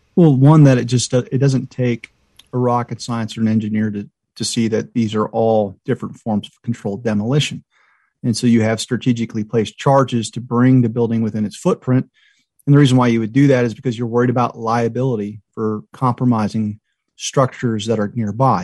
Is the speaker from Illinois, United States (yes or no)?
no; Myrtle Beach, South Carolina, United States; I grew up in Myrtle Beach